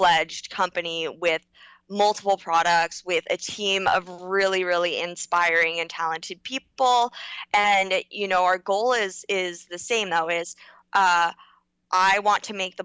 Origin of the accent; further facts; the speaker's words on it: Los Angeles, California, United States; also born or lived in New York; I was born and raised in LA.